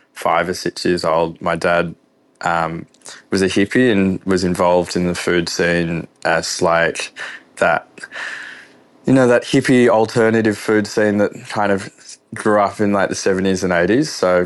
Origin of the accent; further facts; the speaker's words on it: Melbourne, Victoria, Australia; Yeah, so I grew up in the eastern suburbs of Melbourne. So I think when I was Callista, Croydon, Mitcham, growing up, we just grew up in, I guess, Melbourne suburbia